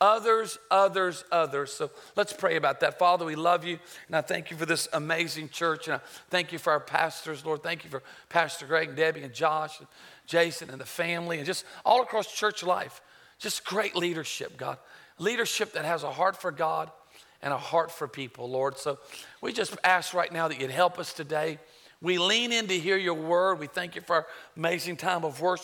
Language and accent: English; Myrtle Beach, South Carolina, United States; also born or lived in Charlotte, North Carolina; I was born in Charlotte, raised in Myrtle Beach